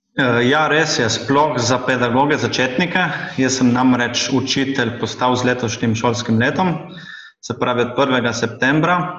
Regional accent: Šempeter pri Gorici, Slovenia; Sem tudi sam iz Šempetra

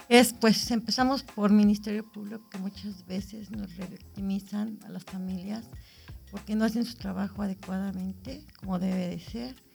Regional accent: Amecameca, State of Mexico, Mexico; soy de Mecameca

